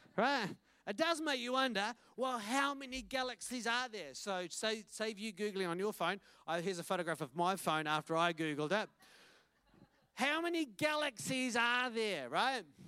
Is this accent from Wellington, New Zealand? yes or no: yes; Wellington, New Zealand; I'm from Wellington, and this is my family